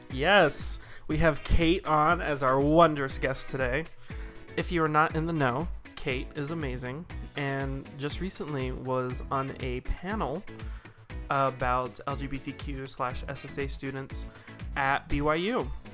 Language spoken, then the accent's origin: English; Salt Lake City, Utah, United States; I was not, in fact, born into Haiti. I was born in Salt Lake.